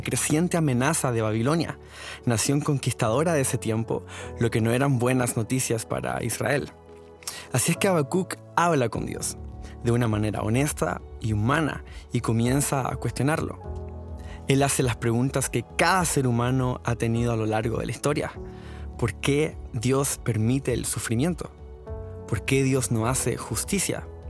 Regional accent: Chile; now in The Woodlands, United States; soy latino, chileno y actualmente estoy pastoreando junto a mi esposa Ana el grupo de jóvenes Osana Youth de la iglesia Osana Woodlands en Houston

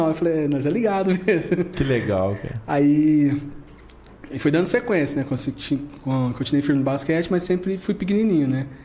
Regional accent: São Joaquim da Barra, São Paulo, Brazil; eu sou de São Joaquim da Barra, né? Moro lá em São Joaquim da Barra.

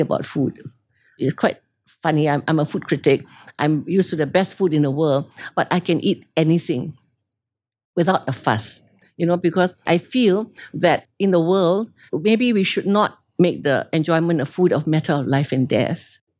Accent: Singapore; born or raised there; also born or lived in London, United Kingdom

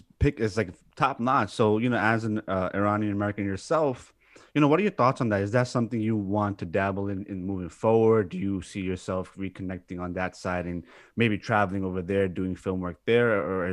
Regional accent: Pakistan; And I'm Pakistani

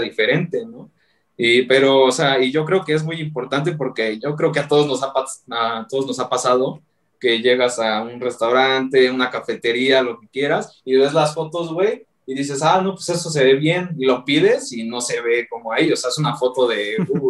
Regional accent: Mexico; los que somos de Ciudad de México, alrededores, güey, Hidalgo, Estado de México

